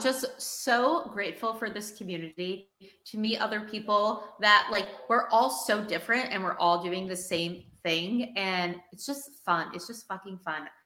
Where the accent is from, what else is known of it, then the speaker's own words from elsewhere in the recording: New York City, New York, United States; I'm a New Yorker